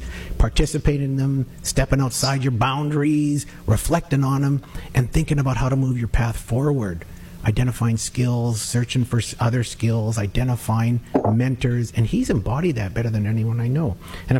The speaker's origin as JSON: {"language": "English", "region": "England", "country": "United Kingdom", "said": "Well, that's what I do. I'm an English guy. That's what I do."}